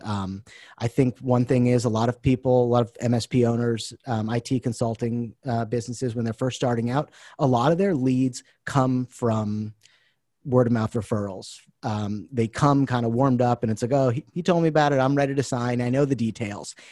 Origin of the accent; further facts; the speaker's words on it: Boston, Massachusetts, United States; moved away as an adult; now in Taiwan; I'm originally from the Boston area